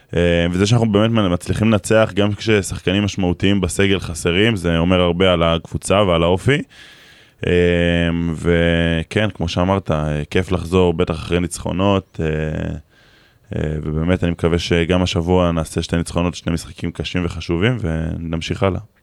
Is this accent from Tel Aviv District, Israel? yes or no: no; near Kfar Vradim / Nahariya, Northern District, Israel; גדלנו אחד ליד השני, אני בקשר הזיו, הוא בכפר ורדים, זה 20 דקות